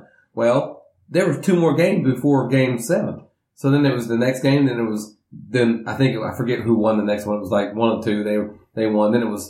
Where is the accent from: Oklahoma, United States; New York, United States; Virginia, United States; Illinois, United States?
Oklahoma, United States; I'm from Oklahoma